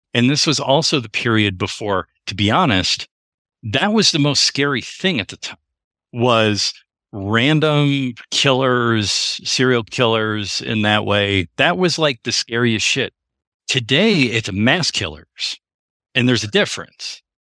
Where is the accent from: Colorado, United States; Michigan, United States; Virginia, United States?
Michigan, United States; Royal Oak; where we grew up in Royal Oak